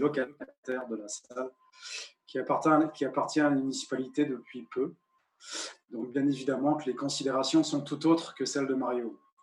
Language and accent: French; Rennes, Brittany, France; moved away as an adult; also born or lived in Sherbrooke; now in Carleton, Canada; je suis natif de Rennes, en Bretagne. J'ai jamais quitté ma Bretagne natale